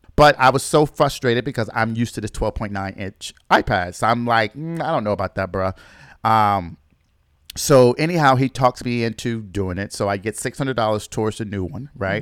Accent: Michigan, United States; my home state in Michigan

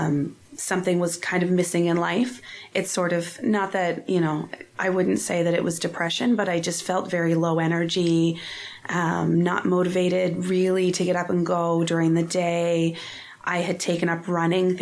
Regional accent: Lower Sackville, Nova Scotia, Canada; I grew up here in Lower Sackville in Nova Scotia. I born and raised, I still live only a couple streets away from my parents.

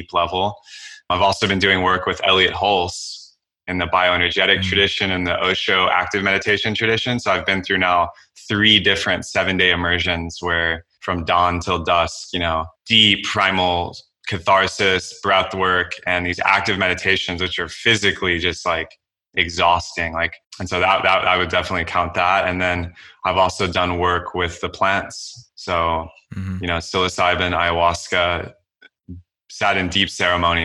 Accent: Texas, United States; I was a Boy Scout. I'm an Eagle Scout. Growing up in Texas.

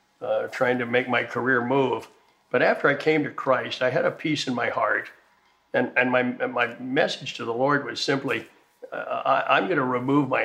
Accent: Wilmington, Delaware, United States; moved away as an adult; I grew up in Wilmington, Delaware

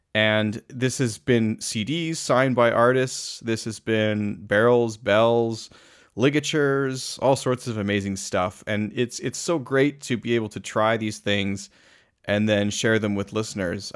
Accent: Calgary, Alberta, Canada; my hometown of Calgary

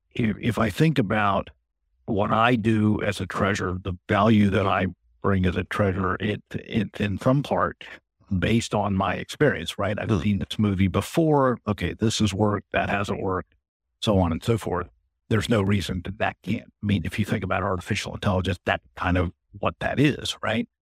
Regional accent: United States; also born or lived in India / Belgium / Singapore; I grew up in the States

